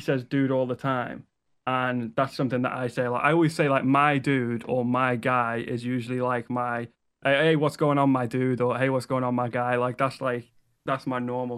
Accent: Liverpool, North West England, United Kingdom; also born or lived in Wales; I'm from Liverpool

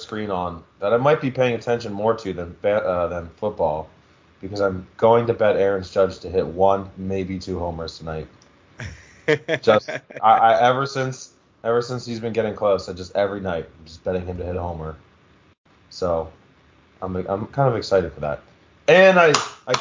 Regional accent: Philadelphia area, Pennsylvania, United States; now in Pittsburgh, United States; It's literally literally in my hometown

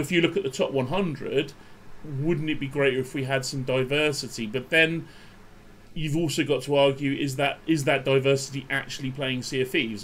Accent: United Kingdom; I'm British

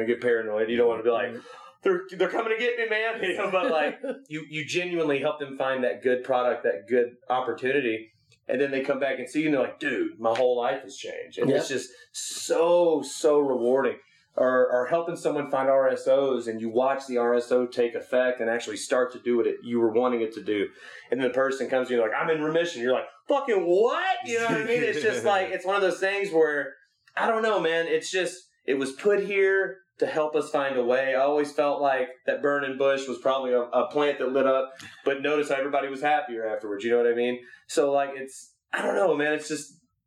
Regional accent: Memphis, Tennessee, United States; now in West Coast, United States; we come from Memphis

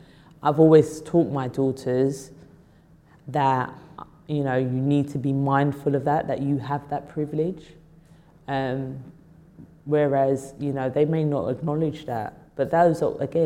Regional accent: London, United Kingdom; I love London. I was born in Islington. I used to go up central London all the time

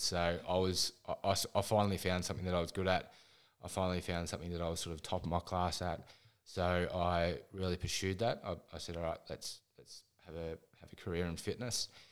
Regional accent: Ballarat, Victoria, Australia; I'm from Ballarat in Victoria, a very, very cold place

